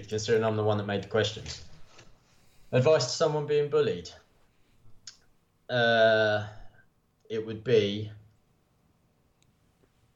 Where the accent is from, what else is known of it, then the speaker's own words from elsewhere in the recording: Bedford, East of England, United Kingdom; growing up in Bedford